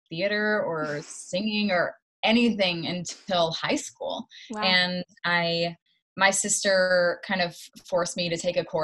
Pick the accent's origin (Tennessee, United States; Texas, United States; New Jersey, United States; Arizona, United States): Tennessee, United States; Knoxville; moved away; I grew up in Knoxville, Tennessee. It's about two and a half hours outside of Nashville. A little bit of a small town, but it's kind of, it's so close to Nashville, and there's a university there